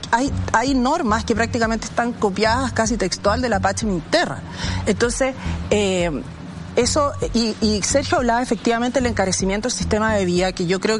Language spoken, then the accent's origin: Spanish; Chile; nos puede tocar como chileno